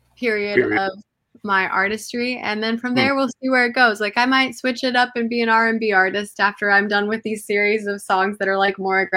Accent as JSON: {"language": "English", "country": "Lebanon", "also_born_or_lived": "Curaçao", "said": "Yeah, Lebanese and straight from there. And then I spent a lot of time in the islands. I grew up in Curacao, going to Curacao for like 13 years of my life, and then I lived there for a little bit too"}